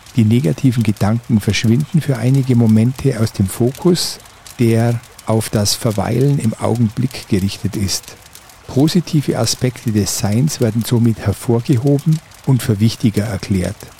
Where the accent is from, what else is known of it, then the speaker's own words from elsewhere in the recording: Oberallgäu, Bavaria, Germany; meine Heimat, das Oberallgäu